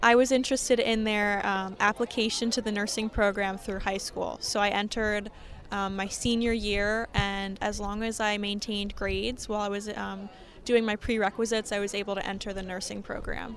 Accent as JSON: {"language": "English", "town": "Marlton", "region": "New Jersey", "country": "United States", "said": "I'm from Marlton, New Jersey"}